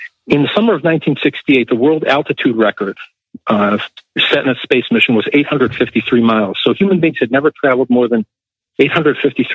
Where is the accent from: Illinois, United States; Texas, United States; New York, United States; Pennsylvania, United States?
Illinois, United States; Chicago; here in Chicago, my hometown